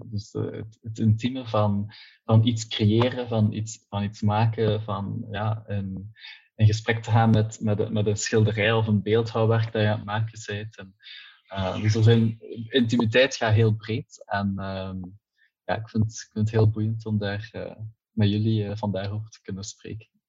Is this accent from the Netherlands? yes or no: no; Ghent, Flanders, Belgium; Ik ben afkomstig uit het Gentse.